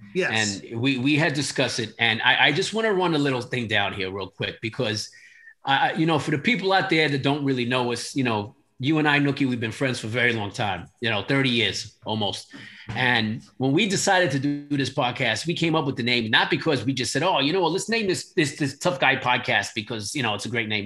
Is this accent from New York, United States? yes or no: yes; New York City, New York, United States; I'm from the Bronx